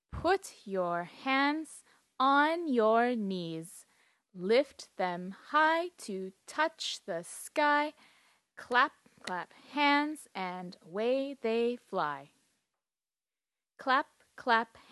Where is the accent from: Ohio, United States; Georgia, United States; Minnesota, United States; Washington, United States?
Minnesota, United States; Duluth; I'm American and I come from Duluth, Minnesota in the United States.